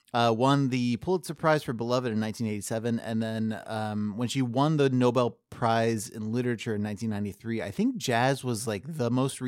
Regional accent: Ohio, United States; now in Philadelphia, United States; That's the thing, is like if I go into a Meijer in my hometown in Ohio to go get toothpaste, it's like a coin flip if I'm gonna run into somebody who I knew in high school.

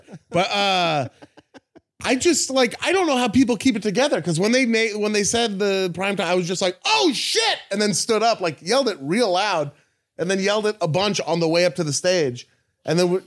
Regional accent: Portland, Oregon, United States; I should not have my accent as a lifelong Portlandian

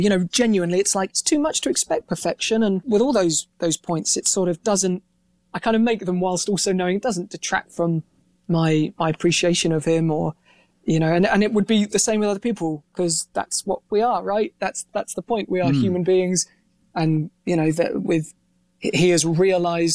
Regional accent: Reading, South East England, United Kingdom; growing up in Reading, which is, you know, just, I guess it's like the equivalent of a flyover state over there.

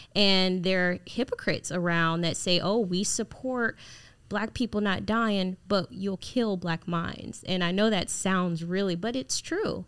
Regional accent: Jacksonville, Florida, United States; I grew up in Jacksonville, Florida, in the inner city

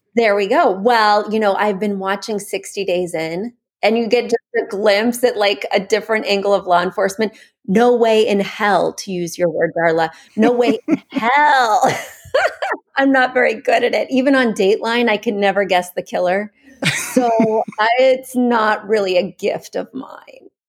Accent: Missouri, United States; now in New York, United States; I'm from Missouri

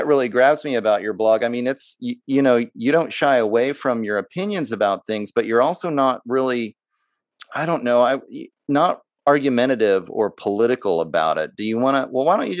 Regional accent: United States; me as an American

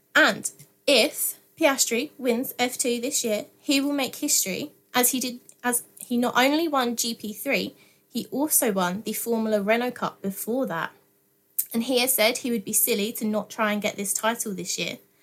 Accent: Essex, East of England, United Kingdom; I'm from Essex

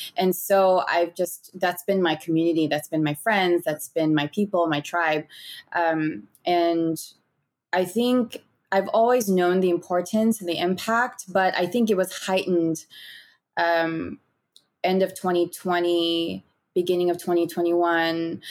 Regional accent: San Gabriel Valley, Southern California, United States; I grew up in the sixty-six and Gabriel Valley in Southern California

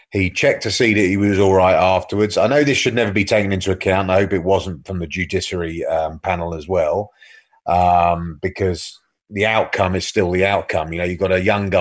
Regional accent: England, United Kingdom; we're English

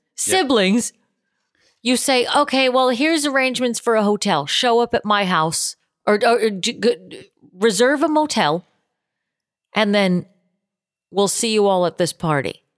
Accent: Boston, Massachusetts, United States; moved away; I'm from Boston originally.

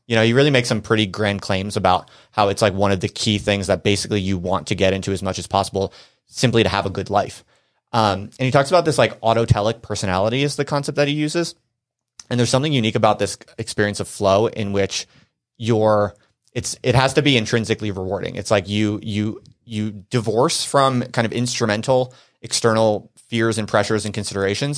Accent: New Jersey, United States; moved away; also born or lived in Philadelphia / Brooklyn; I grew up in New Jersey

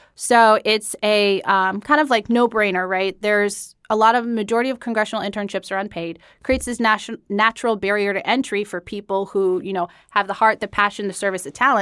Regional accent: Denver, Colorado, United States; moved away as an adult; also born or lived in Atlanta, Georgia; I'm originally from Denver

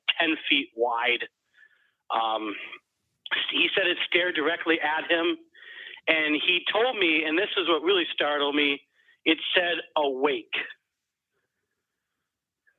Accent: Minnesota, United States; I'm from Minnesota, by the way, so a lot of snow.

